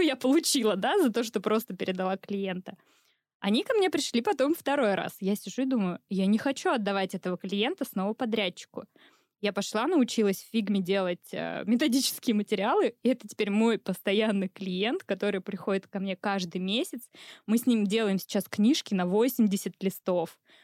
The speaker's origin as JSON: {"language": "Russian", "town": "Volgograd", "region": "Volgograd Oblast", "country": "Russia", "said": "я из Волгограда"}